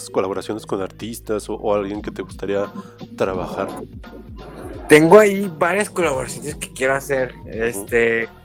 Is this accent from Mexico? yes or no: yes; Mexico; todo que hablan de tan cercano de las cosas que nos suceden como pues, pues como pueblo, comunidad como mexicanos.